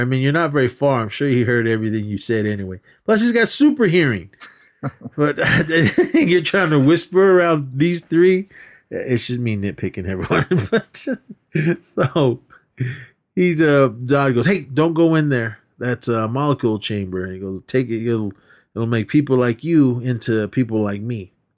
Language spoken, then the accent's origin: English; California, United States; I'm from California